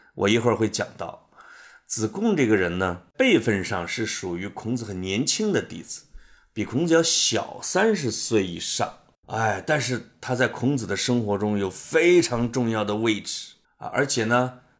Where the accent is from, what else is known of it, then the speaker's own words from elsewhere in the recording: Puyang, Henan, China; now in Beijing, China; 从我们老家濮阳过去的